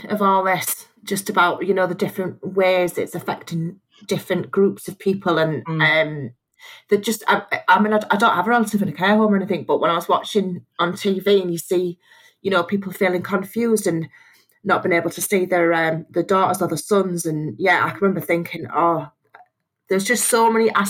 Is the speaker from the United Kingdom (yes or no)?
yes; Leeds, Yorkshire and the Humber, United Kingdom; i born and bred in Leeds.